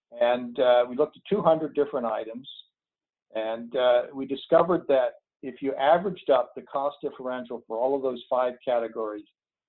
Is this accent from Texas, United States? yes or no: no; Massachusetts, United States; my home state of Massachusetts